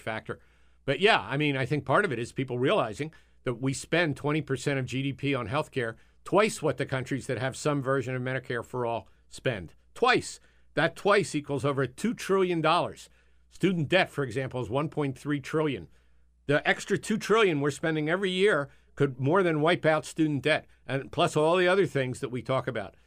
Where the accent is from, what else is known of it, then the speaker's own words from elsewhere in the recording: Philadelphia, Pennsylvania, United States; moved away; when I grew up in Philadelphia